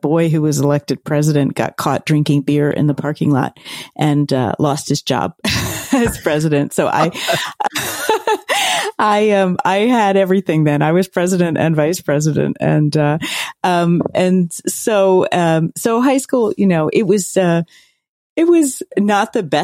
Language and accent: English; Philadelphia, Pennsylvania, United States; I grew up in Center City, Philadelphia